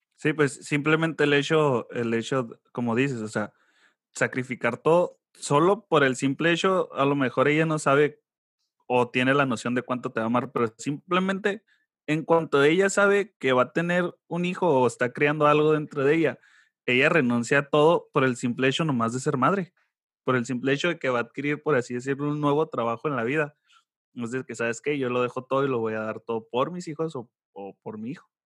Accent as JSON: {"language": "Spanish", "region": "Sonora", "country": "Mexico", "said": "soy de Sonora, soy de rancho."}